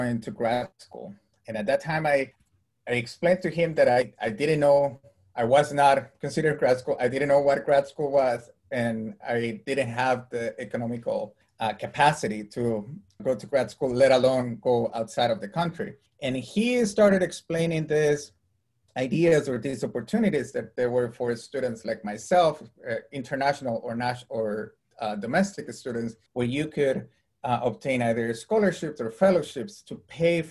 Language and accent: English; Costa Rica; moved away as an adult; I was born and raised in Costa Rica